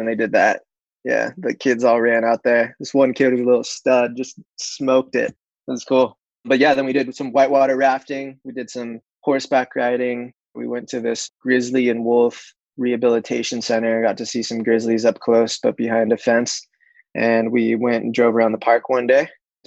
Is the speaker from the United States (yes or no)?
yes; Santa Cruz, California, United States; also born or lived in Silicon Valley; now in Los Angeles, United States; I grew up in Santa Cruz